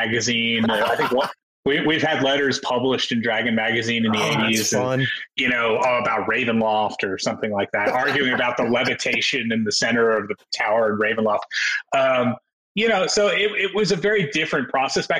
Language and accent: English; New York, United States; I grew up in New York